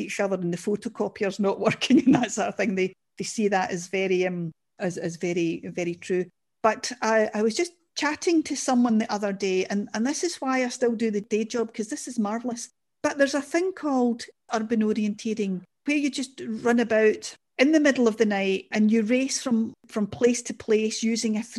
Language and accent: English; Glasgow, Scotland, United Kingdom; I'm a Glaswegian and a Scottish person